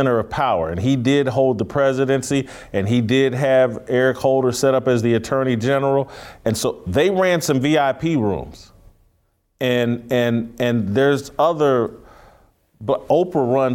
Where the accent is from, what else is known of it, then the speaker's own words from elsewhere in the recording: Indiana, United States; as a kid growing up in Indiana